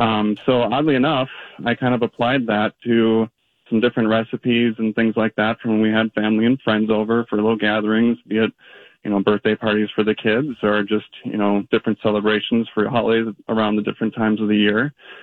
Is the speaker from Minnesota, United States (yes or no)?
yes; Minnesota, United States; being a Minnesotan